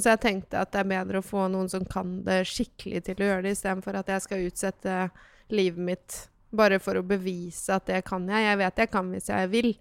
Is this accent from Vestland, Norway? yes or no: no; Vestfold, Norway; also born or lived in Lier; jeg vokste opp i Vestfold, kan jeg si, da. Mm. Men jeg er egentlig født i Lier